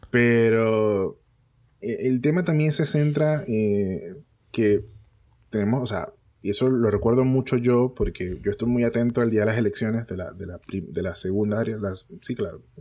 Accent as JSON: {"language": "Spanish", "country": "Venezuela", "said": "nosotros como venezolanos sí tenemos cultura al voto."}